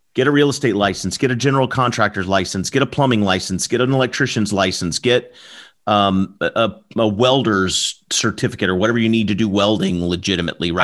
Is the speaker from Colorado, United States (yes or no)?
no; Southern Alabama, United States; I'm from the South. I'm from Southern Alabama